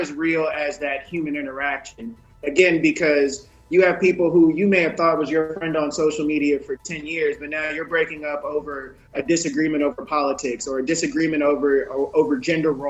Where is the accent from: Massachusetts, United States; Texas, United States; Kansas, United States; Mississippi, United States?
Mississippi, United States; moved away; I'm from Mississippi, I'm from the woods.